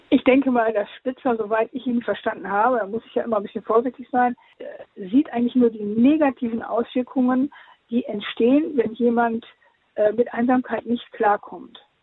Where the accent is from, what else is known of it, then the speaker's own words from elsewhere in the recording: Osnabrück, Lower Saxony, Germany; also born or lived in Venezuela; Osnabrück, meiner Heimatstadt